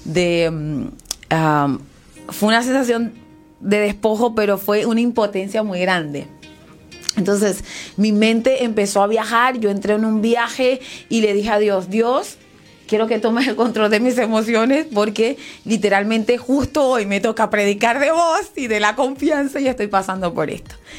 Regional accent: Venezuela; soy venezolana, te voy a decir la Isla Margarita

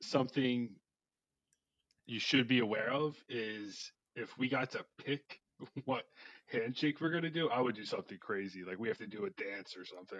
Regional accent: New Jersey, United States; I'm from New Jersey

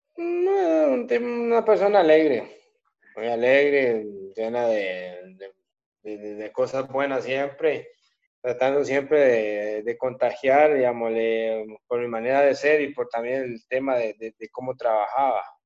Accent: Costa Rica; moved away as an adult; usted no pierde el ser costarricense, por más que se vaya lejos de tu país, seguir siendo costarricense

